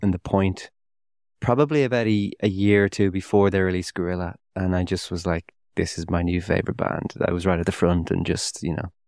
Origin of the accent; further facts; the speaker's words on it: Dún Laoghaire, Leinster, Ireland; I grew up with around the Dunleary area